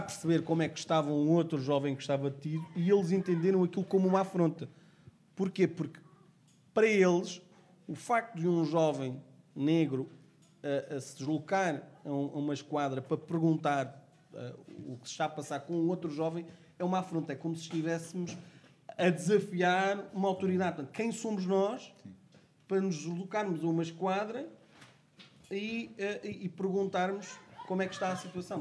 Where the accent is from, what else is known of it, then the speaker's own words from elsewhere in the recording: Portugal; Eu nasci cá, portanto, sou português, negro